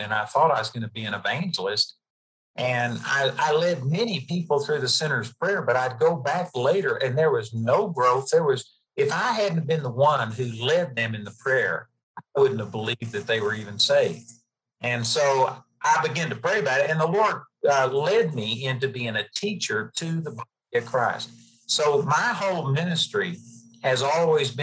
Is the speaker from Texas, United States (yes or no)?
yes; Dallas-Fort Worth area, Texas, United States; moved away as an adult; now in Colorado, United States; we grew up in the Dallas-Fort Worth area.